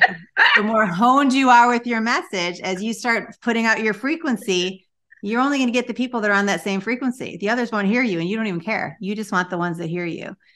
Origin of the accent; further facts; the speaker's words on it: Chicago, Illinois, United States; moved away as an adult; now in Florida, United States; I had been born and raised in Chicago